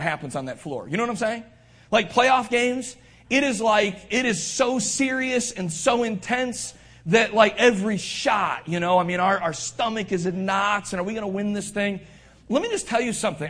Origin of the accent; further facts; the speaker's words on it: Northeast Ohio, United States; I'm a lifelong Northeast Ohioan. I love Northeast Ohio